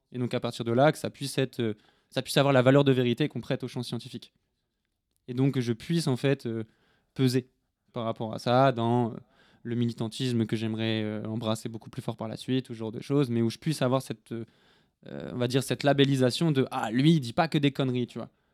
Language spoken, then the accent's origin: French; north of France, France; je viens du nord de la France